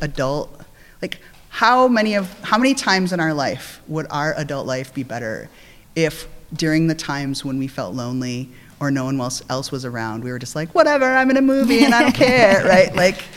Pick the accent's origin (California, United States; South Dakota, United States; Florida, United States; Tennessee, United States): South Dakota, United States; now in San Francisco, United States; growing up in South Dakota